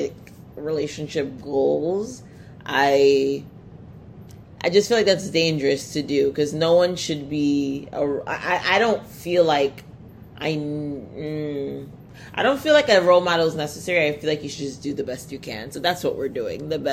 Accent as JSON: {"language": "English", "country": "Nigeria", "said": "I'm Nigerian"}